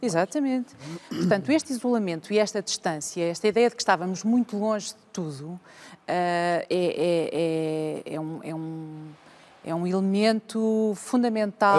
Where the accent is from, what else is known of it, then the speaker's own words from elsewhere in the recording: Vila Real, Norte, Portugal; moved away as an adult; also born or lived in Porto; now in Lisbon, Portugal; Eu cresci numa aldeia até aos seis. A minha primeira infância é numa aldeia, tenho raízes rurais e depois vou para Vila Real, onde estou uh, praticamente até aos uh, ah, 20 anos